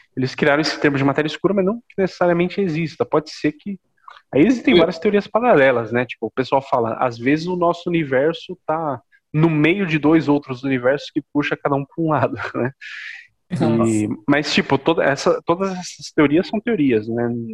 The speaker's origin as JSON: {"language": "Portuguese", "country": "Brazil", "tie": "born or raised there", "said": "nós nascemos no Brasil"}